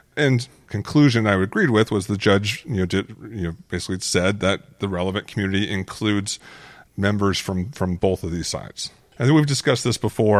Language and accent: English; Phoenix, Arizona, United States; growing up in Phoenix